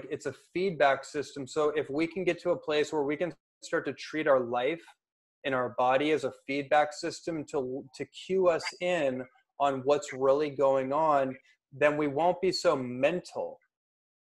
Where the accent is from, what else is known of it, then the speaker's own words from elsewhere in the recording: Bay Area, California, United States; now in Los Angeles, United States; I grew up in the Bay Area, so I've seen this throughout my whole life on the streets of Oakland and San Francisco and Berkeley